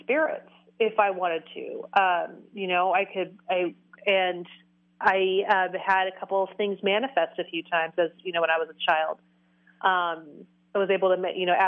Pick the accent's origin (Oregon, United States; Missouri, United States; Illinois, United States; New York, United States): Oregon, United States; also born or lived in Tennessee; we moved from Tennessee to Oregon when I was 6 years old